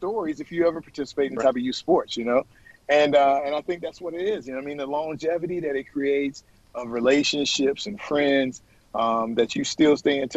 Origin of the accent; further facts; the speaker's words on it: Florida, United States; my home state.